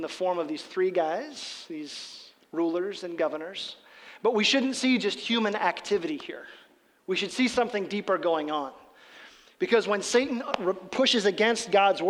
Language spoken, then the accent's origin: English; Midwest, United States; we're from the Midwest